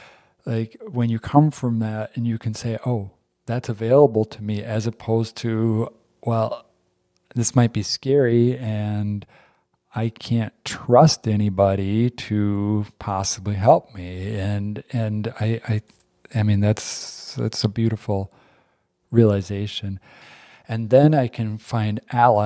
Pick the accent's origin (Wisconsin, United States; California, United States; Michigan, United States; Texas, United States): Wisconsin, United States; Hortonville; moved away as an adult; also born or lived in Hawaii; We've been back in the area I grew up, actually in Hortonville, not far from New London and Royalton, and grew and spent most of my young life on Bear Lake